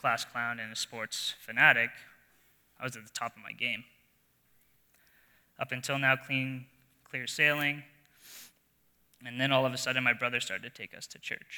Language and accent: English; New Brunswick, Canada; moved away; I grew up in New Brunswick, in a small town, surrounded by family